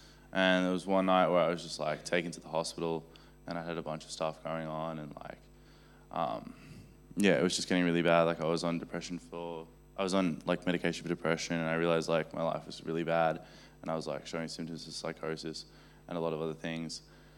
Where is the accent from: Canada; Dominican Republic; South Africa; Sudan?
South Africa; Johannesburg, Gauteng; now in Australia; I'm from Johannesburg in South Africa originally, but I've lived in Australia most of my life.